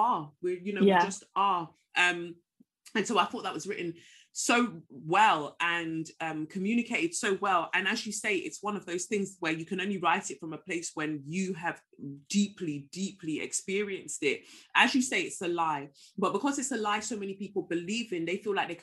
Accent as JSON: {"language": "English", "region": "London", "country": "United Kingdom", "tie": "born or raised there", "also_born_or_lived": "Lagos, Nigeria", "said": "I moved from Lagos to Peckham when I was 5, and so to me that's all I've ever really known, and it's crafted, it's shaped my identity."}